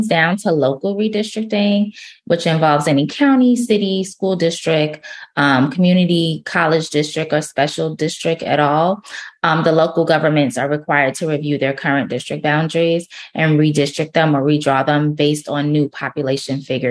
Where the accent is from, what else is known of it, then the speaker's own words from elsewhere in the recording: New York City, New York, United States; also born or lived in Miami, Florida; now in Jacksonville, United States; I'm originally from Brooklyn, New York, grew up a little bit in Miami, and now I'm based out of Jacksonville, Florida